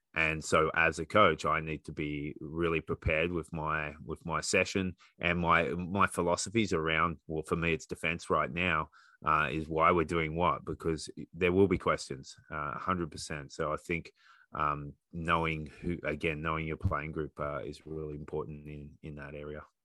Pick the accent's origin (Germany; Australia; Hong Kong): Australia; now in Canada; being an Australian coach in Canada